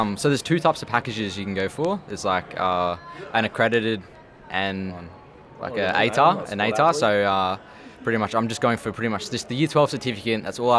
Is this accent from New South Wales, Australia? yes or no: no; Canberra, Australian Capital Territory, Australia